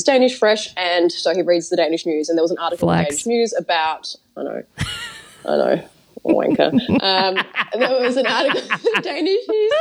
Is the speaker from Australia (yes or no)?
yes; Australia; moved away; we're both Australian